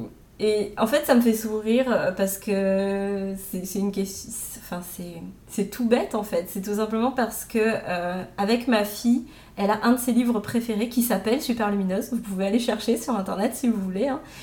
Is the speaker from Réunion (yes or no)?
yes; Réunion; moved away as an adult; also born or lived in Metropolitan France; now in France; J'étais à l'île de la Réunion jusqu'à mes 26 ans, puisque je suis réunionnaise. Et ça fait 10 ans que je suis en métropole.